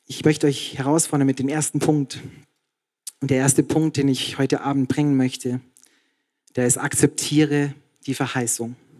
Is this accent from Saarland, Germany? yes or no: no; Passau, Bavaria, Germany; ich war in Passau in meiner Heimat